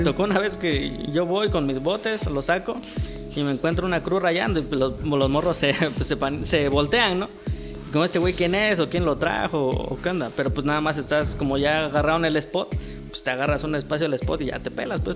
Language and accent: Spanish; Oaxaca, Mexico; Soy de aquí, de, de Oaxaca. Llevo he eh, toda mi vida aquí en Oaxaca